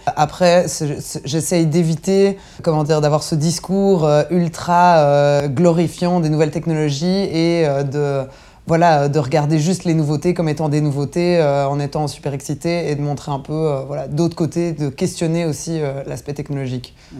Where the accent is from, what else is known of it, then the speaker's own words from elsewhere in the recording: Belgium; on est des Belges